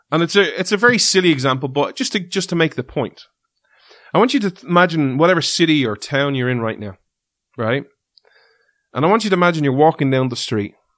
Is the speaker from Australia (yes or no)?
no; Ireland; we're from Ireland